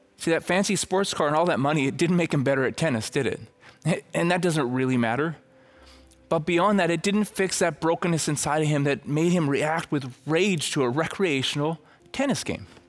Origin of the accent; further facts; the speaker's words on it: Red Deer, Alberta, Canada; I'm from Red Deer